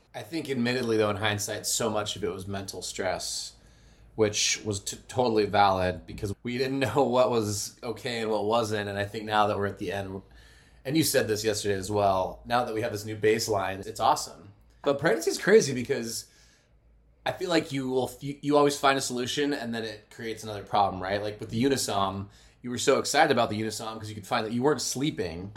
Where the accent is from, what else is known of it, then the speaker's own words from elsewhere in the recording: United States; now in Utah, United States; we're from Arizona and California, respectively.